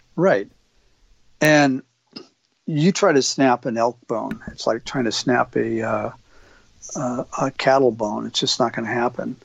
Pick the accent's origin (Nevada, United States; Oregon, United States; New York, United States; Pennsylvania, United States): Oregon, United States; an elk hunter here in Oregon, my home state